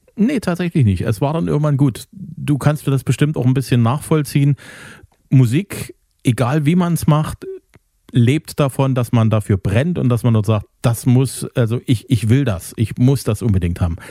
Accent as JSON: {"language": "German", "town": "Zwickau", "region": "Saxony", "country": "Germany", "tie": "born or raised there", "said": "Ich komme aus Zwickau"}